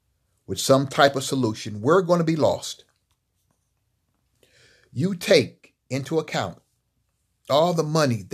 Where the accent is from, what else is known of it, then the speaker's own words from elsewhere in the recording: Los Angeles, California, United States; When I was growing up in Los Angeles, there were black businesses in East LA, West LA, Central LA, and South LA.